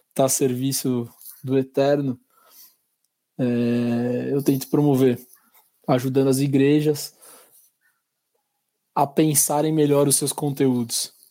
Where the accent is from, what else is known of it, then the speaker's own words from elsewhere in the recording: São Paulo, Brazil; que a gente, como paulista, brasileiro, precisam ter.